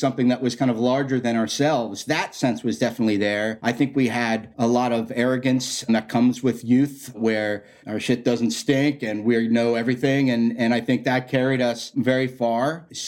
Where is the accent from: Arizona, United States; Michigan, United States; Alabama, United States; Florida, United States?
Florida, United States; also born or lived in New York; I was born in New York, but I grew up down in Florida